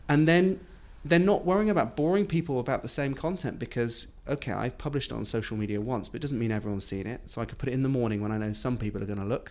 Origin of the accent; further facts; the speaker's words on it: United Kingdom; being, being British